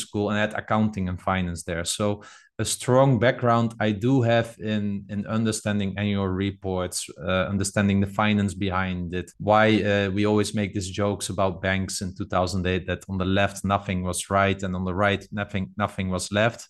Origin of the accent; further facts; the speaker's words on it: Netherlands; I'm from the Netherlands